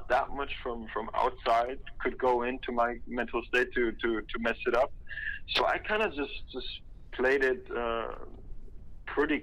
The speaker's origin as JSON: {"language": "English", "country": "Germany", "also_born_or_lived": "Los Angeles, United States", "second_language": "English", "moved": "as an adult", "said": "I'm coming from Germany"}